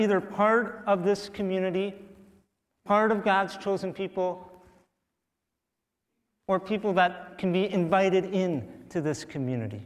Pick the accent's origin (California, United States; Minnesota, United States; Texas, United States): Minnesota, United States; St. James; I am born and raised Minnesotan, I was born in St. James, Minnesota